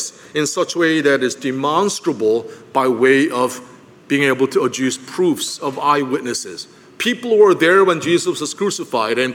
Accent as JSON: {"language": "English", "town": "Philadelphia", "region": "Pennsylvania", "country": "United States", "said": "I'm from Philadelphia"}